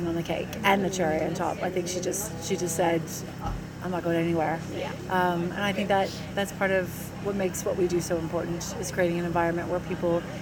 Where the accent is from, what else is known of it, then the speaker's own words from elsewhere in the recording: United States; now in Australia; being American